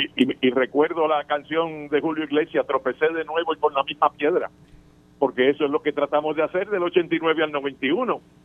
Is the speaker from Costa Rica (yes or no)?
no; Puerto Rico; Nosotros los ciudadanos americanos, que nacimos en Puerto Rico y nacimos ciudadanos americanos